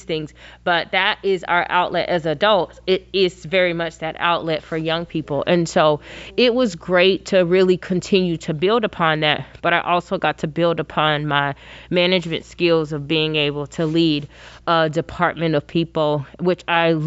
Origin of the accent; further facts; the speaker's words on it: Georgia, United States; moved away as an adult; also born or lived in Kentucky; now in Arizona, United States; I grew up in Georgia, not born, but grew up in Georgia